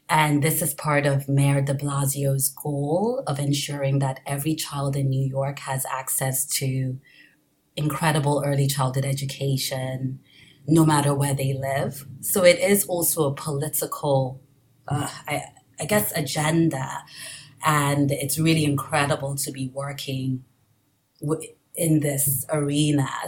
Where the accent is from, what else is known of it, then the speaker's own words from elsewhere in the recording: Nigeria; born there; also born or lived in England / France / Caribbean; I was born in Nigeria.